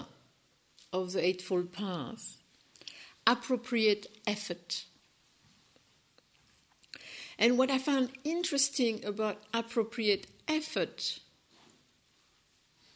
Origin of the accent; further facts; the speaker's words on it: France; accent: French; English is a second language; my French accent